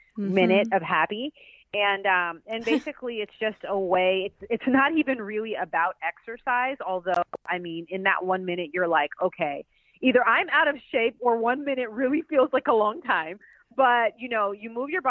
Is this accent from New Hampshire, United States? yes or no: no; Pasadena, California, United States; I'm from Pasadena, California